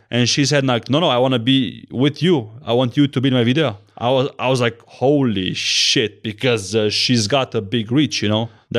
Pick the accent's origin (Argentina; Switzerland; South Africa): Switzerland; Zurich; English is a second language; So he's Swiss and I'm Swiss watch gang, and I'm from Zurich, you know. I'm a incognito Swiss, you know.